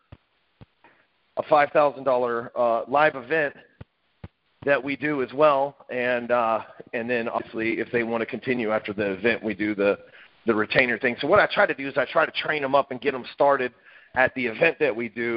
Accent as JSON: {"language": "English", "town": "Dallas", "region": "Texas", "country": "United States", "tie": "born or raised there", "said": "I live in Dallas, Texas, and lived here all my life"}